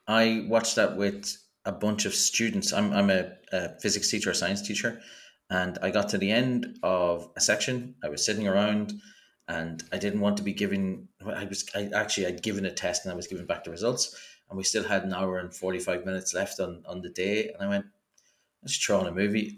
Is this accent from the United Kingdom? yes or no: no; Ireland; as an Irish person